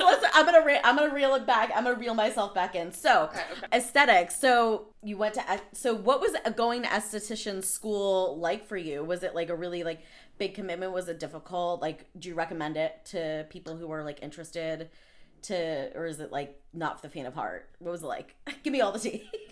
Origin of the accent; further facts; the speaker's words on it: Long Island, New York, United States; I'm actually from Long Island